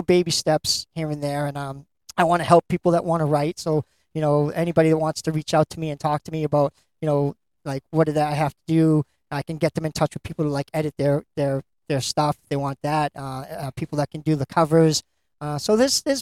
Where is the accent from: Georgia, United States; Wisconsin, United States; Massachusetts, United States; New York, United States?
Massachusetts, United States; Lynn; my hometown of Lynn